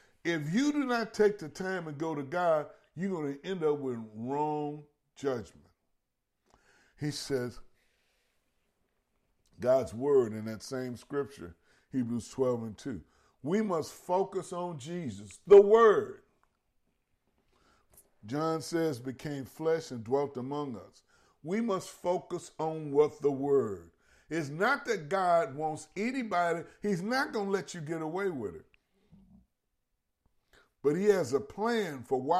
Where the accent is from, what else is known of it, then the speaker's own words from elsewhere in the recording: Louisiana, United States; I'm from Louisiana, and my family, my mother, my father were both born in different parts of East Feliciana Parish.